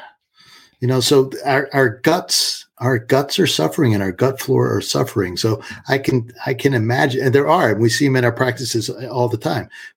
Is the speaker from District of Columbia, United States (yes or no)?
yes; Washington, District of Columbia, United States; moved away; I grew up in Washington, D.C.